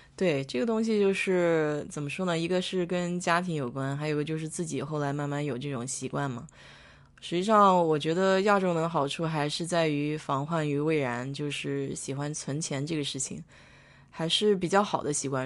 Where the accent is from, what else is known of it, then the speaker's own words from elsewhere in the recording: China; now in United States; 我们中国人